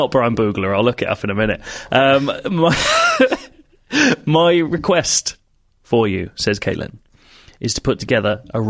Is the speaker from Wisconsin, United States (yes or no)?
yes; Wisconsin, United States; They're the American football team of my home state, Wisconsin.